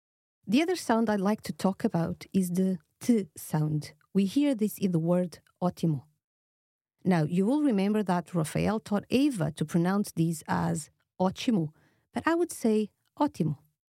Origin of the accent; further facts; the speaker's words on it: Lisbon, Portugal; I'm from Lisboa, Lisbon, the capital city of Portugal, so you will find that I have a slightly different accent from Rafael.